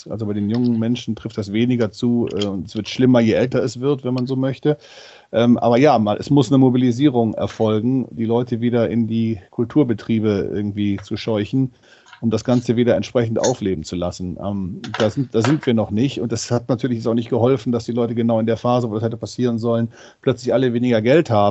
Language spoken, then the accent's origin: German; Mönchengladbach, North Rhine-Westphalia, Germany; now in Hamburg, Germany; Ich komme aus Mönchengladbach und es war genau diese Zeit, wo dieser Song mich so ein bisschen mit offenen Armen in dieser Stadt empfangen hat.